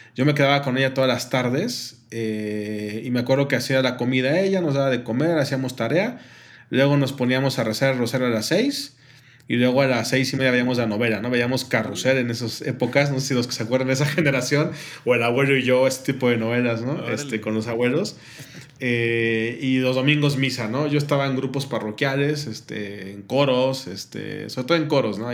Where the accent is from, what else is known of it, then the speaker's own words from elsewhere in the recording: Mexico City, Mexico; moved away as an adult; also born or lived in Monterrey; somos de la Ciudad de México, sí, somos de la Ciudad de México